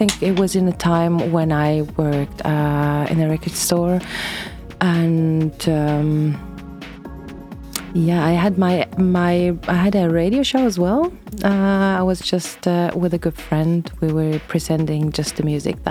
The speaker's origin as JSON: {"language": "English", "town": "Boll", "region": "Bern", "country": "Switzerland", "tie": "born or raised there", "also_born_or_lived": "Thun / Zurich", "moved": "yes", "said": "I was born in Thun, but I grew up in the canton of Bern, in a village there called Boll."}